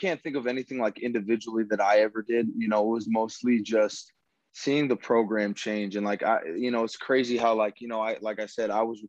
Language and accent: English; Cedar Rapids, Iowa, United States; I grew up in Cedar Rapids